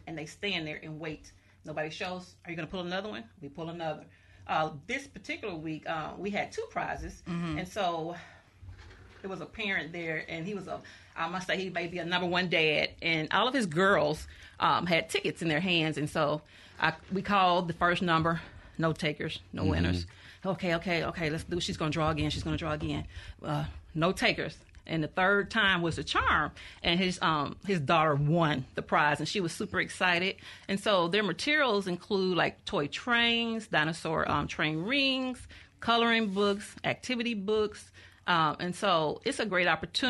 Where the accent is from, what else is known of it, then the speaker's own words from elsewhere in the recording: Greenville, Mississippi, United States; I'm from Greenville, Mississippi, and I live in a rural area